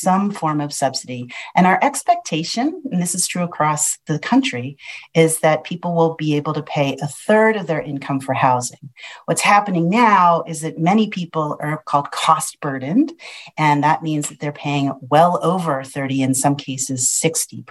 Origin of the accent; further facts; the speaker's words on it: Philadelphia, Pennsylvania, United States; now in California, United States; I was born in Philadelphia